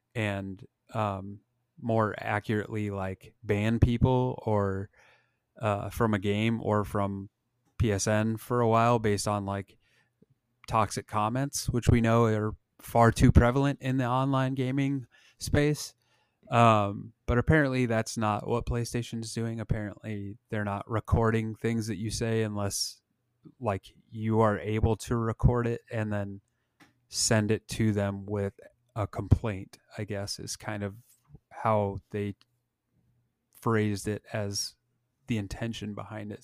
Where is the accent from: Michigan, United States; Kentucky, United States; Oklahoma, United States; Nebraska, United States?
Nebraska, United States; growing up in Nebraska